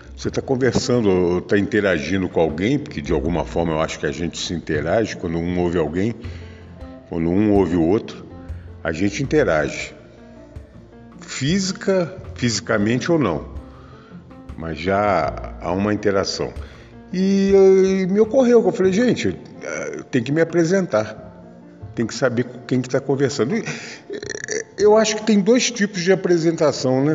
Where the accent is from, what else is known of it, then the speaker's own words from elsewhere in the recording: Rio de Janeiro, Brazil; Eu eu sou natural do Rio de Janeiro, nasci em Jacarepaguá, no Rio de Janeiro, em casa.